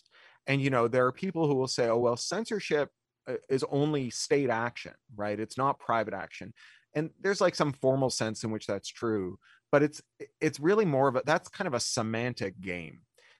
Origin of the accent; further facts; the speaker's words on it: Canada; I mean, I grew up in Canada.